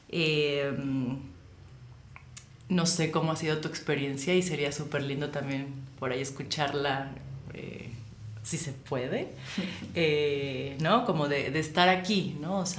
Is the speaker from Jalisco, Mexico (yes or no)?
no; Mexico City, Mexico; yo como mexicana puedo sentirlo muy fluidamente, ¿no? O sea, sí, no me siento ajena o externa